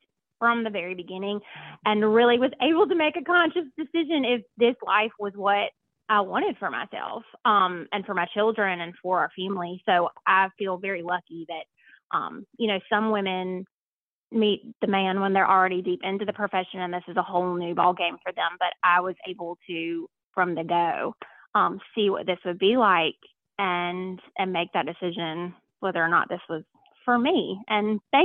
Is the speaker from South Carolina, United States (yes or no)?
yes; Lexington, South Carolina, United States; moved away; I grew up in a small town called Lexington, South Carolina